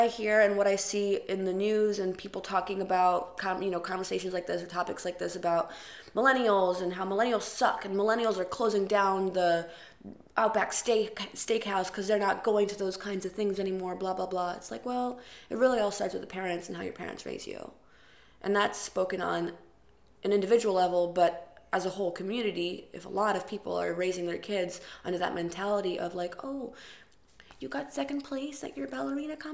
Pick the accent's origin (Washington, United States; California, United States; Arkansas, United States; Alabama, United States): Arkansas, United States; now in New York, United States; I grew up in Arkansas, where the standard of living is very high for very low prices.